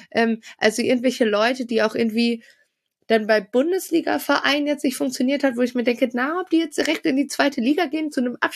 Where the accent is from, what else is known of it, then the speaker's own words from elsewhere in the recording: Bielefeld, North Rhine-Westphalia, Germany; wir als Bielefelder sagen ja Frank Kramer, Uli Forte